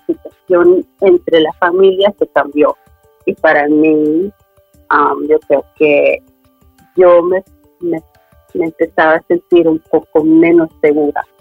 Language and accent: Spanish; Sweden; also born or lived in Medellín, Colombia; al año y medio fui adoptada a Suecia por una pareja sueca. Y crecí en Suecia pensándome sueca